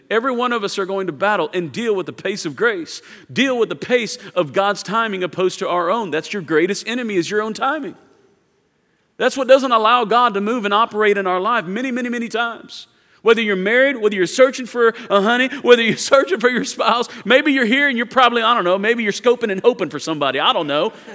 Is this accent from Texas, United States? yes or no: yes; Houston, Texas, United States; I'm from Houston